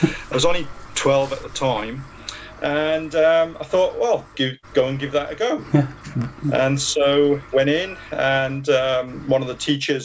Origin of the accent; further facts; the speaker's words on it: Ebbw Vale, Wales, United Kingdom; I'm born and bred in Ebbervale. Lived in Ebbervale, born there at the Rookery, and lived at Hilltop